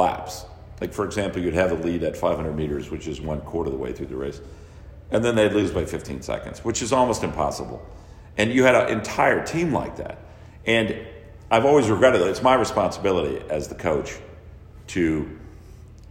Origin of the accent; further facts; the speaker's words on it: California, United States; moved away as an adult; also born or lived in Texas; now in Madison, United States; I was from California